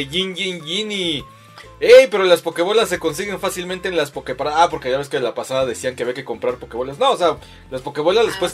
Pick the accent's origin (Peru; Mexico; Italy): Mexico; yo soy el ….